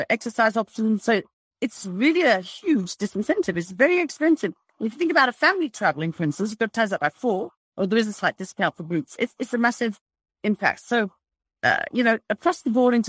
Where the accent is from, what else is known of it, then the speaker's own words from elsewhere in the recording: United Kingdom; now in South Africa; I'm originally British, although I'm now South African and been here 40 years nearly